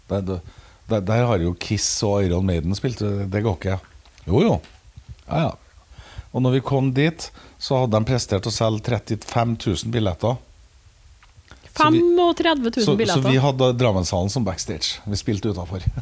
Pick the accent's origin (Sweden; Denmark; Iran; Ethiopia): Denmark; Nummer tre var … sjøl om jeg er dansk.